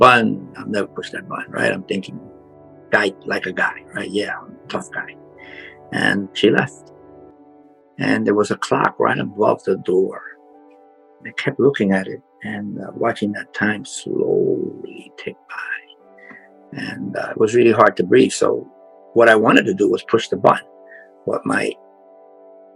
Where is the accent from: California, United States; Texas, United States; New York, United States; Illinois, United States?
New York, United States; New York City; now in Florida, United States; I grew up in the South Bronx